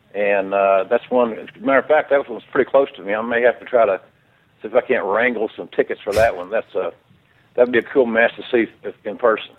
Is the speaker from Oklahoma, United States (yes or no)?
yes; Oklahoma, United States; I grew up in Oklahoma